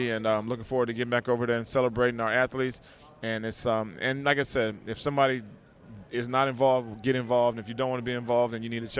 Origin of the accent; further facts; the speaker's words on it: Queens, New York, United States; now in New Jersey, United States; even though I just moved from Queens to um, to Jersey, I feel like I'm a New Yorker at heart because I love the grind, I love the hustle and everything else.